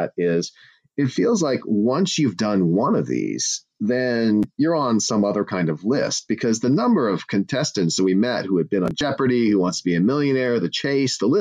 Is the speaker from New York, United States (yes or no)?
no; Santa Monica, California, United States; now in Palo Alto, United States; I grew up in Santa Monica, so I am local in that sense